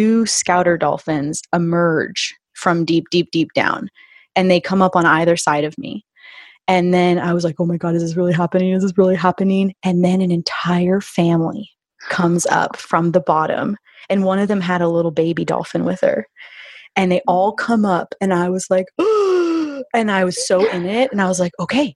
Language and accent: English; Florida, United States; grew up in Florida and had been around dolphins quite a bit because we'd lived on rivers and oceans and stuff